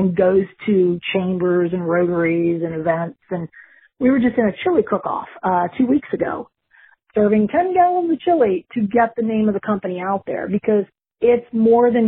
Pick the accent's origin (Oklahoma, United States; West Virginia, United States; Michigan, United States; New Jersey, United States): West Virginia, United States; now in Vero Beach, United States; I grew up in West Virginia